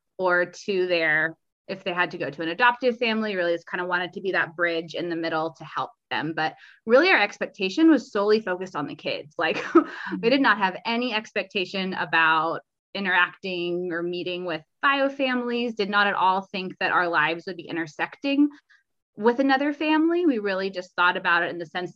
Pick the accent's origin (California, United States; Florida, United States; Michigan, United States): California, United States; also born or lived in Mississippi / Atlanta; I'm from California